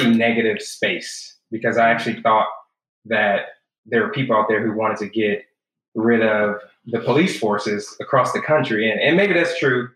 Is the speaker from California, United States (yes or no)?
yes; Los Angeles, California, United States; born and raised in Watts, California